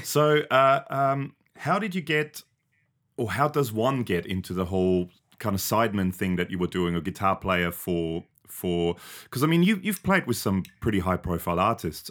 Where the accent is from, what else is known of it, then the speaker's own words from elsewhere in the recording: Austria; now in Australia; I grew up in Austria, right? I'm originally from Austria